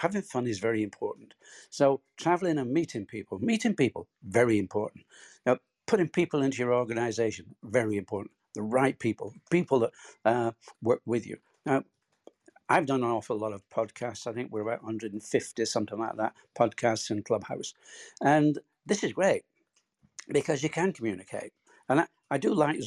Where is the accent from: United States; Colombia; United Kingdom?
United Kingdom; Bolton, North West England; born or raised there